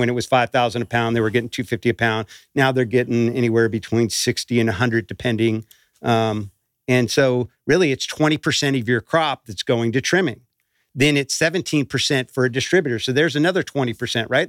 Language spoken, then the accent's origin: English; Emerald Triangle, California, United States; growing up in the Emerald Triangle